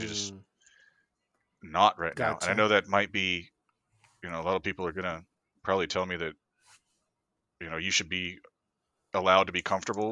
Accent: Florida, United States; moved away; I'm originally from Florida

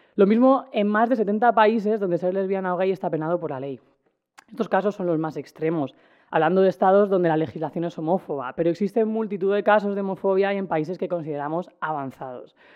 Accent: Cartagena, Region of Murcia, Spain; yo como persona que soy de Cartagena y he pasado muchos veranos en los Alcázares

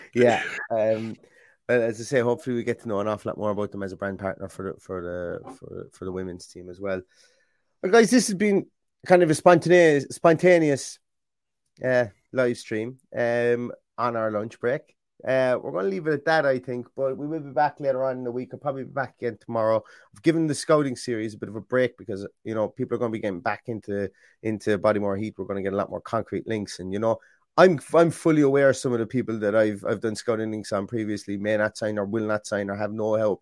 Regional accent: Ireland; being Irish

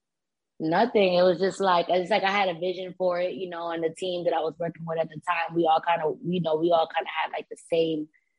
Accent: Philadelphia, Pennsylvania, United States; also born or lived in New York / Dominican Republic (ancestry); now in Orlando, United States; I was born in New York, raised in Philly, and here in Orlando, Florida.

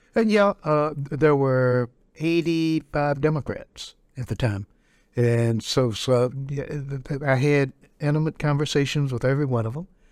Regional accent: Robeson County, North Carolina, United States; I grew up in Robertson County

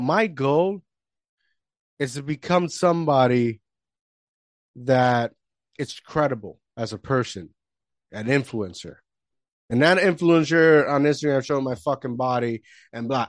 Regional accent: Puerto Rico; moved away; I grew up in the Caribbean, Puerto Rico

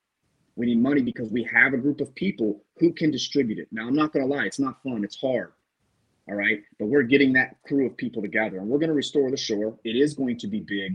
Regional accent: Ohio, United States; now in Florida, United States; my hometown in Ohio

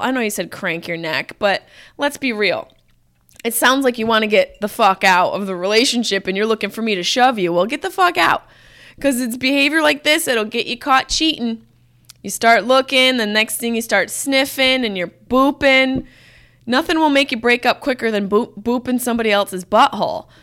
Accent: Syracuse, New York, United States; I'm from Syracuse

